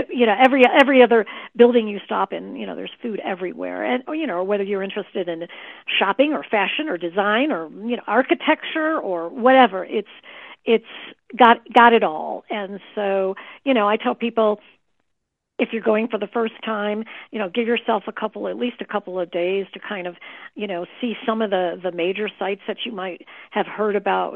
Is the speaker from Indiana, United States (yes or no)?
no; Chicago, Illinois, United States; I was raised in the Chicago area